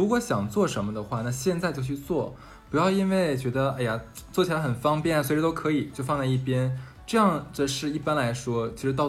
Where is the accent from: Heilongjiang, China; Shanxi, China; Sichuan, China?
Heilongjiang, China; Harbin; 整我是黑龙江人嘛，我黑龙江我除了大庆，我是哈尔滨人，我大庆我去过，其他黑龙江任何地方我没去过。